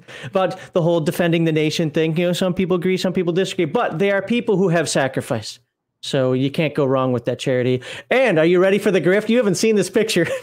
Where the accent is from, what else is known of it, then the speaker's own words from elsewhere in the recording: United States; moved away; also born or lived in Germany; I'm an American